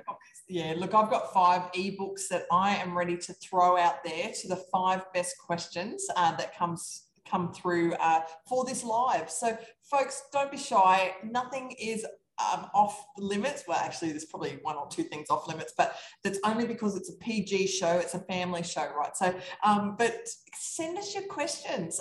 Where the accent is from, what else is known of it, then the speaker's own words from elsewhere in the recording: Australia; I'm from Australia. That's this funny accent going on here